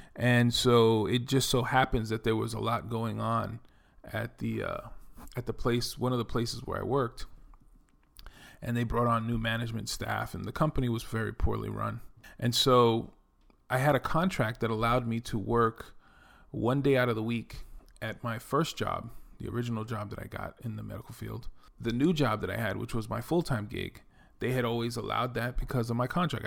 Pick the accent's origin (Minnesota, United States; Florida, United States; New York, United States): New York, United States; New York City; accent: New York; moved away as an adult; also born or lived in Dominican Republic; now in Texas, United States; I'm originally from the Bronx, New York. You can probably tell that I'm from New York from my accent